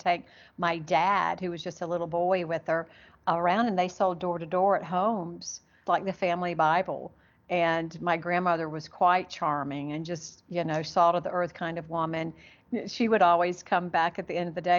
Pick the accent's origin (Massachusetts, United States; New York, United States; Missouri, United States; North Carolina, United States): North Carolina, United States; Charlotte; also born or lived in Gastonia, North Carolina; I was born in Charlotte and grew up in Charlotte in Gastonia, which is right outside of Charlotte. So I'm a Carolina girl